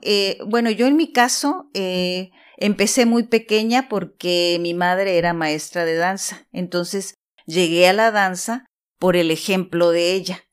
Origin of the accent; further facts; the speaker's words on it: Tijuana, Baja California, Mexico; En una bella ciudad fronteriza que se llama Tijuana